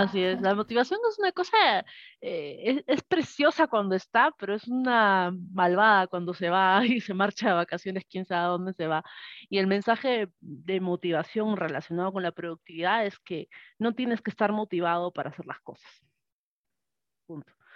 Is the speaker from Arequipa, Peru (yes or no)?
yes; Arequipa, Peru; moved away as an adult; now in Tacna, Peru; soy de Arequipa, Perú. Actualmente vivo en, un cerrito en, la región de Tacna